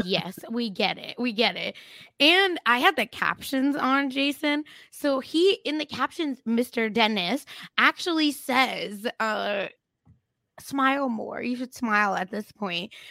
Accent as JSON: {"language": "English", "country": "India", "tie": "born or raised there", "moved": "yes", "said": "I grew up in India"}